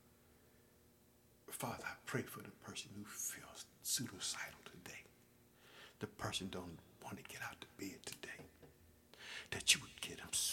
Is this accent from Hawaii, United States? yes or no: no; Illinois, United States; my home state of Illinois